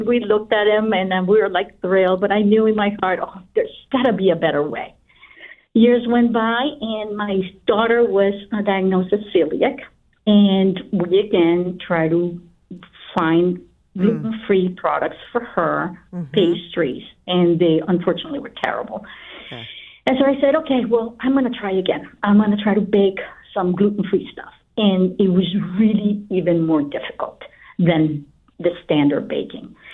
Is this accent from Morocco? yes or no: no; Guatemala; moved away; I'm originally from Guatemala